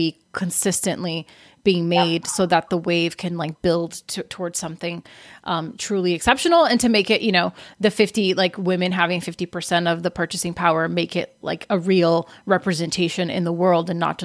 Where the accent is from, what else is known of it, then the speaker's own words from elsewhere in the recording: Brazil; now in United States; I'm from Brazil, and when I came to America